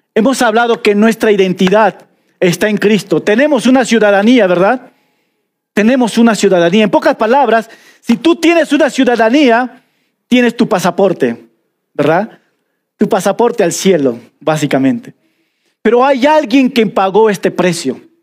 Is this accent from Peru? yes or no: yes; Peruvian Amazon, Peru; accent: selva (jungle) accent; now in Cusco, Peru; Yo soy de la selva y se nota mi dejo